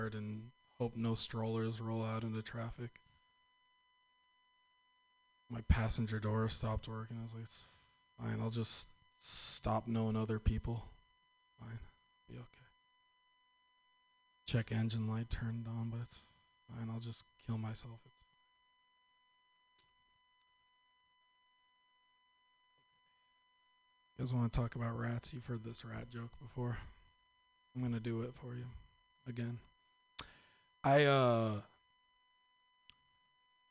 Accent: Northern California, United States; I am from Northern California

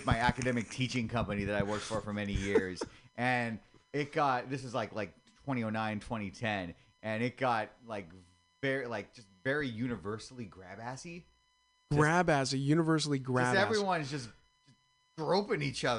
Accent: San Mateo, California, United States; also born or lived in Oakland; now in San Francisco, United States; I'm a local boy. I came from San Mateo.

